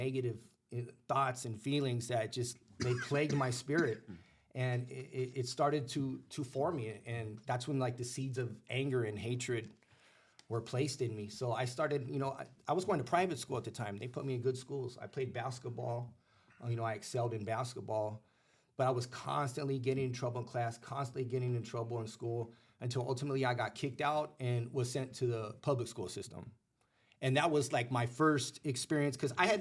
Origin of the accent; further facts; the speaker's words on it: Los Angeles, California, United States; also born or lived in Pacoima / Sun Valley / North Hollywood / Northridge; I grew up in the San Fernando Valley